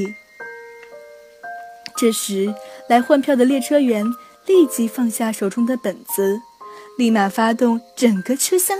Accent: Yining, Xinjiang, China; moved away as an adult; now in Nanjing, China; 我的家乡在祖国版图的最西边，我来自新疆伊犁。从前不知道家乡之远

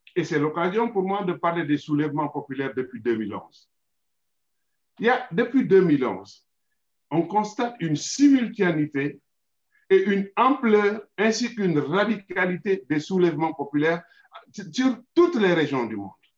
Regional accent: Senegal; en tant que Sénégalais

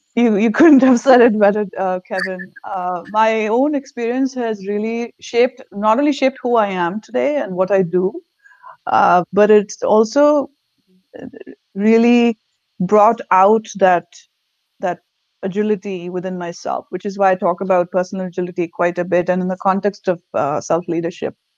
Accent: India; English is a second language; moved away as an adult; now in Virginia, United States; I'm born and raised in India. Lived in different parts of India before moving here

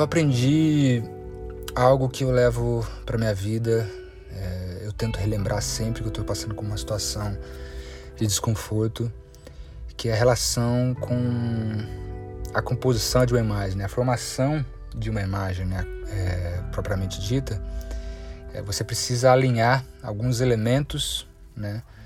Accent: Brazil; cresci aqui na Serra da Mantiqueira

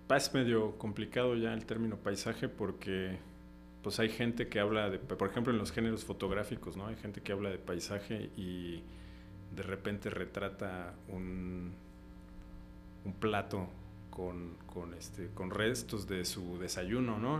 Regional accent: Comitán, Chiapas, Mexico; moved away as an adult; also born or lived in Xalapa; Comitán, que yo dijera, ay, mi pueblo

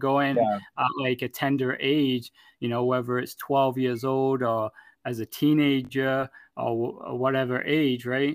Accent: England, United Kingdom; moved away as an adult; now in Canada; I was born and raised in England and moved over to Canada when I was 18, almost 19

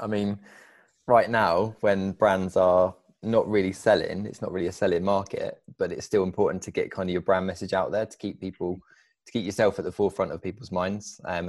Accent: United Kingdom; I'm a British racing driver

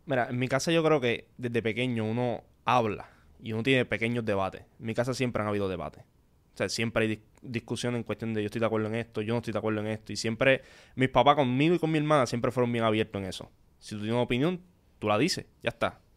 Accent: Corozal, Puerto Rico; Yo soy de Corozal

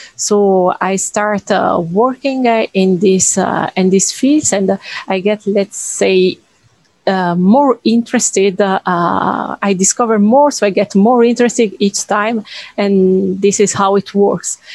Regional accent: Italy; moved away as an adult; now in France; I'm from Italy.

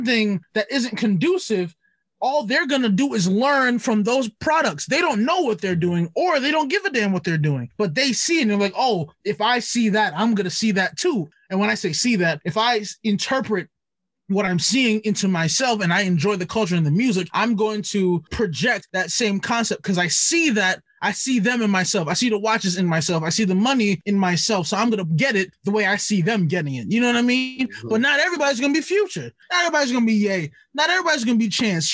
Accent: New York City, New York, United States; growing up in Brooklyn

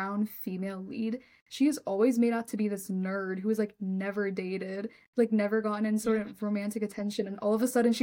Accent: West Bengal, India; I'm from West Bengal

